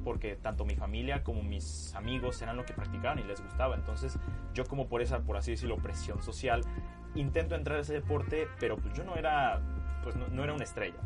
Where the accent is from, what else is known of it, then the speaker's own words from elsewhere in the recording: Puebla, Mexico; also born or lived in Culiacán, Sinaloa; yo nací en Culiacán, Sinaloa. Este, estuve ahí aproximadamente tres años y después, bueno, me vine a Puebla por cuestiones del trabajo de mi papá y es donde he recibido la mayor parte de, pues, de mi vida